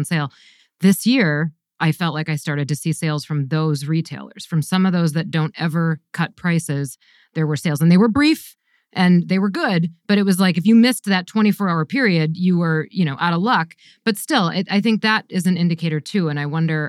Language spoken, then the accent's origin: English; Wisconsin, United States; I grew up in the Midwest too. I'm a Wisconsin gal